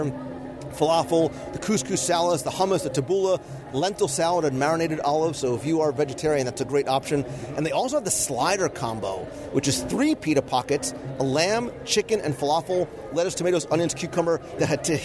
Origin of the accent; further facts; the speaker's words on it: Northeast, United States; growing up in the Northeast